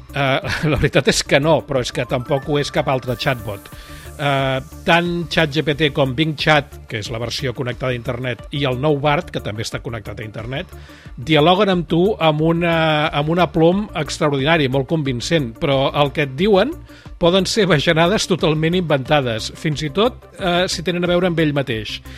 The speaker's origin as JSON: {"language": "Catalan", "town": "Barcelona", "region": "Catalonia", "country": "Spain", "tie": "born or raised there", "said": "sóc periodista català nascut a Barcelona l'any 1960"}